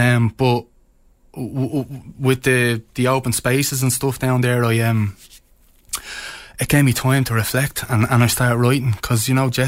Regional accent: Dublin, Leinster, Ireland; moved away as an adult; now in Ennistymon, Ireland; I'm from Shankill in South County Dublin.

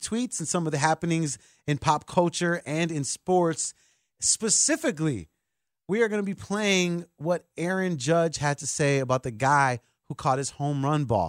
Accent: United States; also born or lived in Chicago; I'm American.

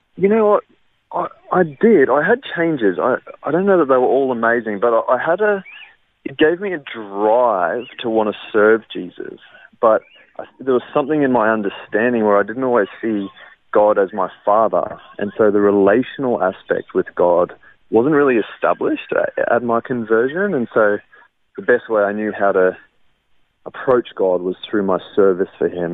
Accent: Brisbane, Queensland, Australia; also born or lived in Wellington, New Zealand; the bulk of my life was growing up in Brisbane, around the north side area

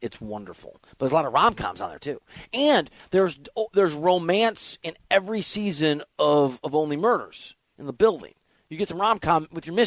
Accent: Dubuque, Iowa, United States; I'm from Dubuque, Iowa

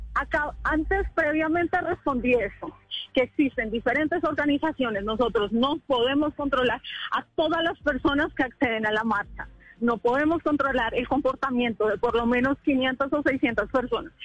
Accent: Colombia; soy una colombiana que está indignada

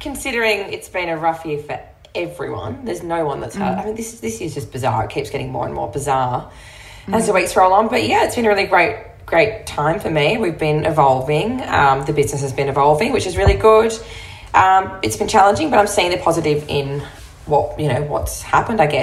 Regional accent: Broome, Western Australia, Australia; I grew up in Broome. I moved there when I was 9. I'd lived in another town in the south of WA before that.

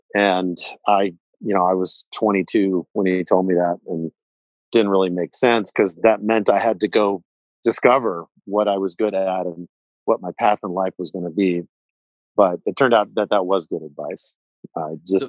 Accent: Houston, Texas, United States; now in Wyoming, United States; I grew up in a and uh, warm, humid Houston, Texas

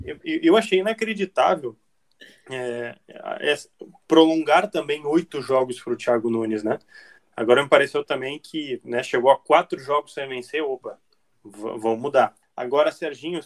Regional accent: Porto Alegre, Rio Grande do Sul, Brazil; aqui de Porto Alegre, e hoje eu falo com meus conterrâneos

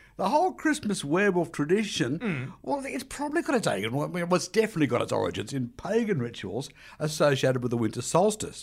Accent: Australia; like many Australians

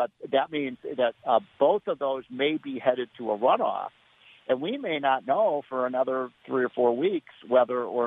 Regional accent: Chicago, Illinois, United States; I grew up in Chicago

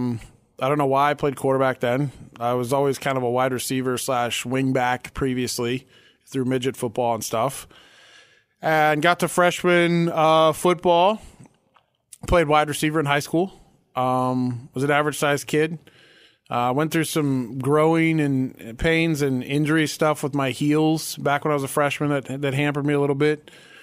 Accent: Sioux Center, Iowa, United States; also born or lived in Spokane, Washington / Colorado; I was born in Sioux Center. Spent a little time in Spokane, Washington as a kid, and then back in Iowa, and then moved to Colorado

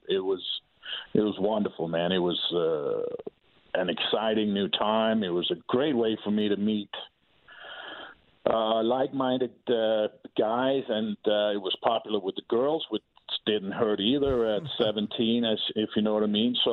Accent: Denmark; English is a second language; so being being in a small country the size of Maryland, with about five and a half million people

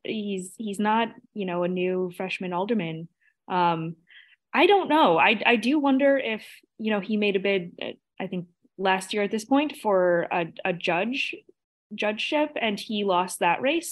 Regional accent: Chicago, Illinois, United States; as a Chicagoan, as a voter

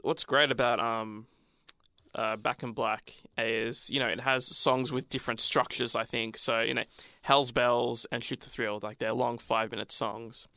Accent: Australia; I'm Australian.

